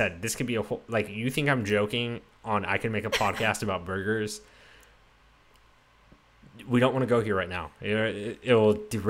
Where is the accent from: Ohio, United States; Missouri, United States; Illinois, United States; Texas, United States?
Texas, United States; I'm from Texas